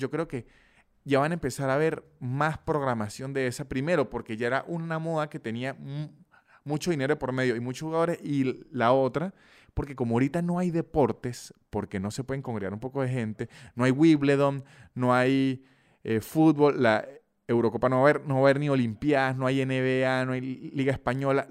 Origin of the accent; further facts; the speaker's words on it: San Cristóbal, Táchira, Venezuela; yo soy de San Cristóbal, una ciudad pequeña de Venezuela